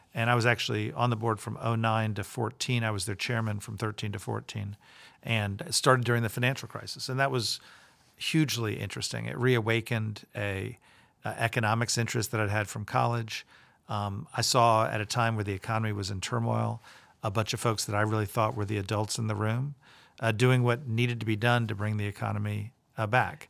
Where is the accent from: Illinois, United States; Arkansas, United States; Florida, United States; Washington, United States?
Florida, United States; Tampa; moved away as an adult; I grew up in Tampa. I went to public school there